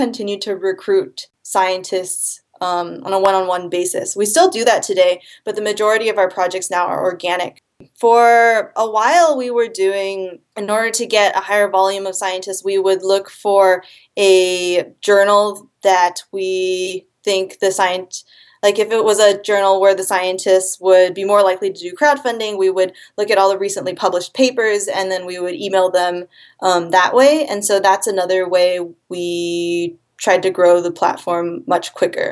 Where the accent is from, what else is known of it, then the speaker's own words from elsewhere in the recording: Seattle, Washington, United States; I am from Seattle, Washington